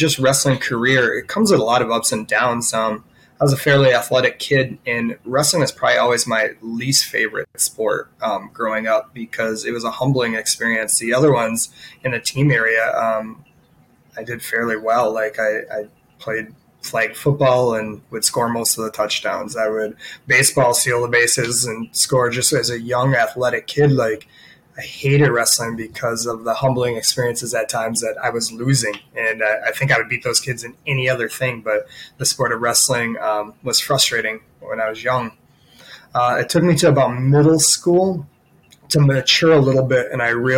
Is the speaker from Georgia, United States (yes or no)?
no; Monroe, Wisconsin, United States; my family and I moved to Monroe when I was in second grade